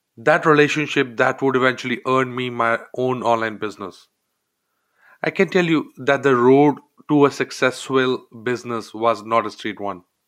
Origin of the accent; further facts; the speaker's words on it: India; moved away as an adult; I grew up in India, a member of a large family